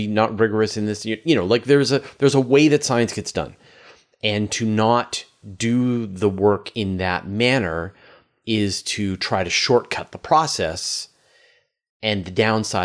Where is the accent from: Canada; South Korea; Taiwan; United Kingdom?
Canada; I'm Canadian